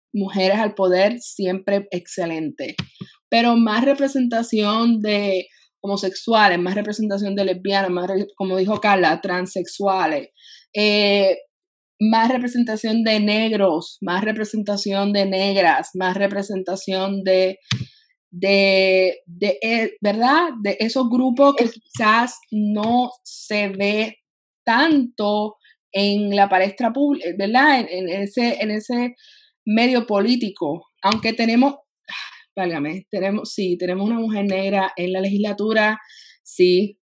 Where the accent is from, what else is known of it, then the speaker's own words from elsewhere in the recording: Puerto Rico; somos todos puertorriqueños